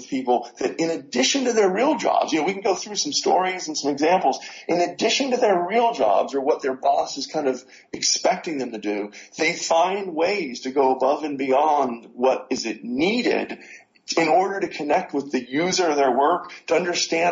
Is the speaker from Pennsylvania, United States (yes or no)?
yes; Pittsburgh, Pennsylvania, United States; Pittsburgh, Pennsylvania